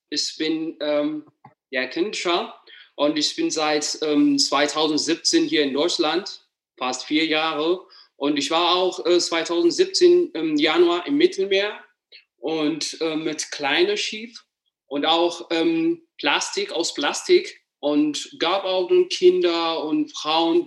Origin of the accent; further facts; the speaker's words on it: Addis Ababa, Ethiopia; German is a second language; moved away as an adult; now in Germany; ich komme aus Äthiopien, aus der Hauptstadt Addis Ababa